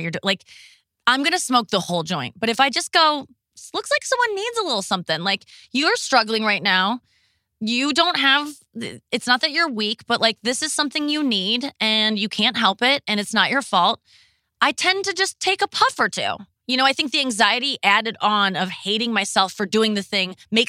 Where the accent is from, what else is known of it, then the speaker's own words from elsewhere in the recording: Ohio, United States; now in St. Louis, United States; I'm from Ohio too. But I moved to St. Louis from Ohio